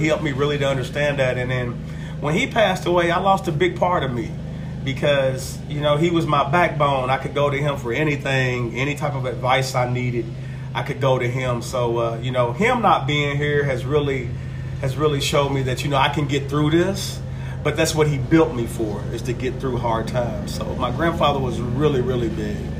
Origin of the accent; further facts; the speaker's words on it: Cynthiana, Kentucky, United States; now in Georgetown, United States; As a small child, between the ages of one and two, I grew up here in Georgetown. And when I was about four, maybe five, three or four years old, my mother moved to Cynthiana